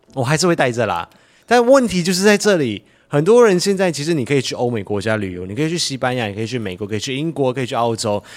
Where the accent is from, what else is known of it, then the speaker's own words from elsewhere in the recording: Malaysia; now in Taiwan; 我的老家马来西亚